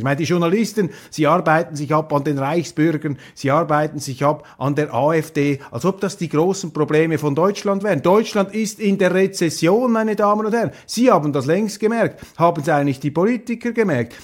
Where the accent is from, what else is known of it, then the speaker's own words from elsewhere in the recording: Switzerland; ich bin enttäuscht als Schweizer